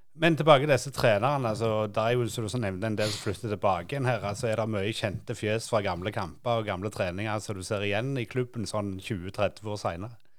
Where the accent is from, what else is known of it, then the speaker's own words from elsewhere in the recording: Sandnes, Rogaland, Norway; vi vokste opp uh, ute på Gandal